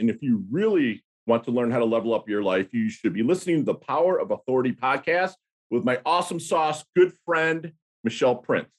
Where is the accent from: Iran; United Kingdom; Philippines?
Philippines; born there; But I was born in 1972 in the Philippines. My mother is Filipino. My father was an American GI that just kind of knocked her up and left.